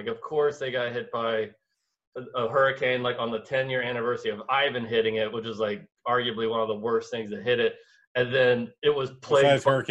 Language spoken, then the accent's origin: English; Pensacola, Florida, United States; moved away; A hurricane hit my hometown